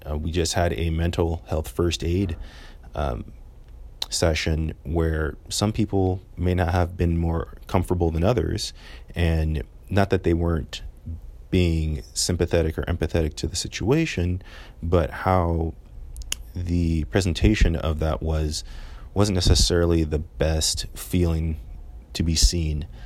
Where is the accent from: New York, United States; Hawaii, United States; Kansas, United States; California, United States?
California, United States; moved away as an adult; I'm from California, so seventeen hundred miles away from home